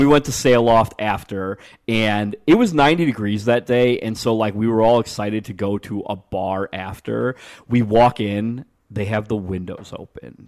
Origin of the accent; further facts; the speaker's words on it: Niles, Illinois, United States; I'm from Niles, which touches Chicago